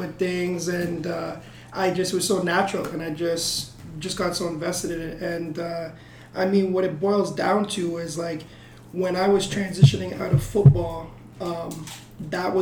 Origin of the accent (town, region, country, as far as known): Burlington, Ontario, Canada; born or raised there; also born or lived in Hamilton, Ontario